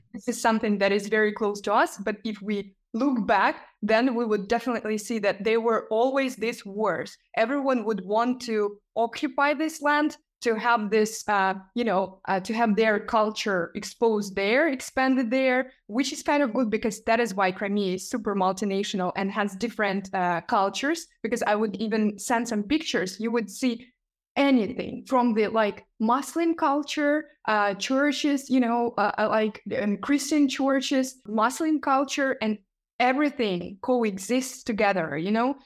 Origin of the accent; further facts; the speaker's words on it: Crimea, Ukraine; moved away as an adult; also born or lived in Kyiv; I was born in Crimea and, um, when I was, like, sixteen, I guess, um, I was kind of interested in journalism and, uh, I worked in the local newspaper